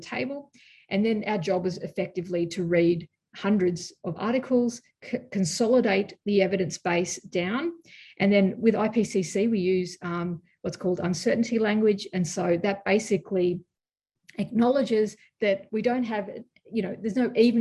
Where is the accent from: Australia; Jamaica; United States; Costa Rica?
Australia; as an Australian